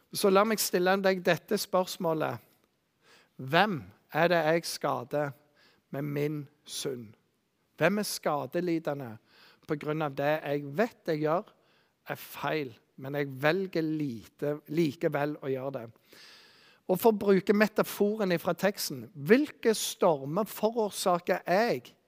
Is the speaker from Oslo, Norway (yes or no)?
no; Bryne, Rogaland, Norway; Jeg vokste opp på Bryne